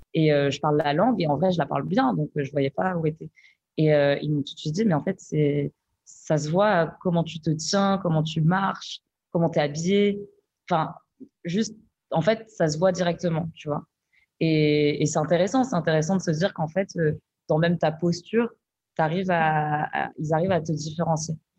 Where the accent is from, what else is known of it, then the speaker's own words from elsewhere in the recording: France; Nous, on est nés ici. Donc, du coup, on a aussi cette galère de se dire, mais en fait, euh, je suis française